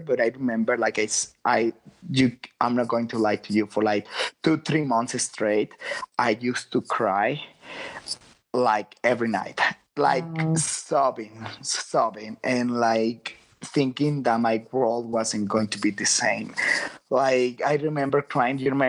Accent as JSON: {"language": "English", "town": "Guadalajara", "region": "Jalisco", "country": "Mexico", "moved": "yes", "lives_now": "San Francisco, United States", "said": "I'm from Guadalajara. I was living in San Francisco"}